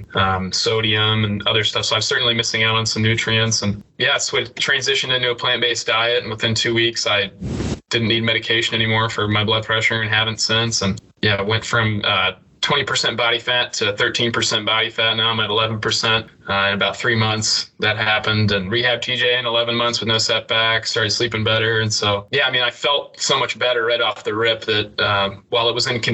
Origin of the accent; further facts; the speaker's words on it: Knoxville, Tennessee, United States; growing up in Knoxville.